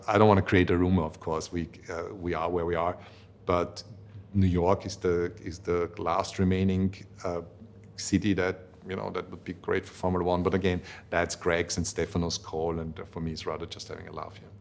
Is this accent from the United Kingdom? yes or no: no; Vienna, Austria; I come from Vienna